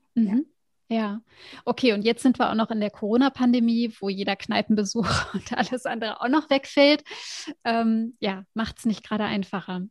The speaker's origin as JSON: {"language": "German", "country": "Germany", "also_born_or_lived": "United States", "said": "als Deutsche"}